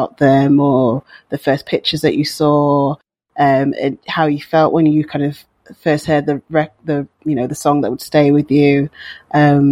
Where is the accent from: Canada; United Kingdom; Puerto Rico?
United Kingdom; Wolverhampton, West Midlands; growing up in Wolverhampton in the West Midlands in the UK